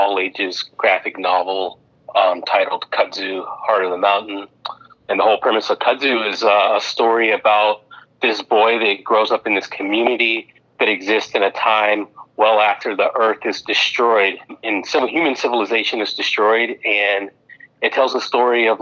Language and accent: English; Memphis, Tennessee, United States; my background growing up in Memphis, Tennessee